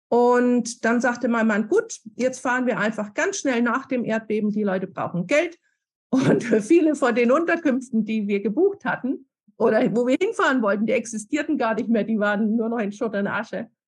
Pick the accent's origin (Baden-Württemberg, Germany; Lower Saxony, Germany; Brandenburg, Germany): Baden-Württemberg, Germany; Stuttgart; now in Chile; Äh, ich komme aus Stuttgart, wo die Firma Bosch ist.